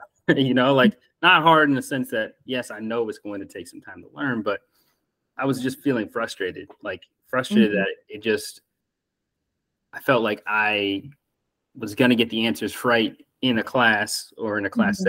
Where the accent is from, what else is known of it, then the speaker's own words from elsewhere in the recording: Des Moines, Iowa, United States; also born or lived in Germany / Kansas; but I was born in Germany, moved to Kansas, moved back to Germany, and then finally landed back in the Midwest, into Iowa, Des Moines, Iowa, and was pretty much there since like middle school to like high school.